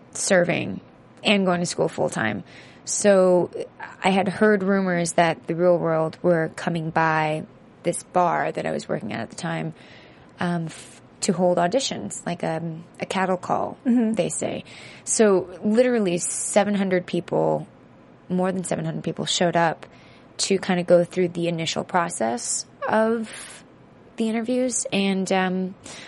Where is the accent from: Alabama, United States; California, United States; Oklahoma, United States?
California, United States; San Francisco; I grew up in San Francisco